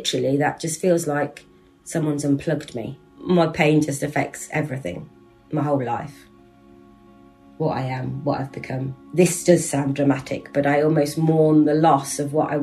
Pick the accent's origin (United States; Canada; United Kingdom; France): United Kingdom; Leicestershire, East Midlands; I'm 55 years old, and I was born and live in Leicestershire